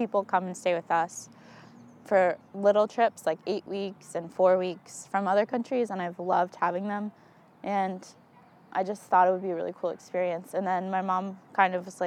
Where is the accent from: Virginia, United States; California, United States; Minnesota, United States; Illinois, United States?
Virginia, United States; Arlington; I grew up in Arlington, Virginia. I've lived there for 19 years